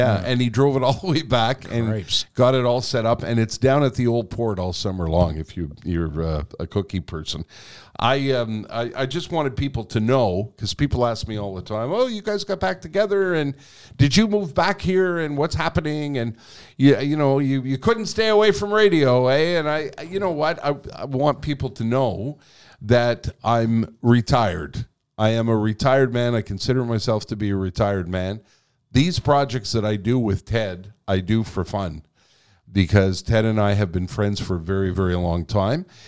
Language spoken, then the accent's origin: English; Quebec, Canada; first language English; I was born here. I was educated in English here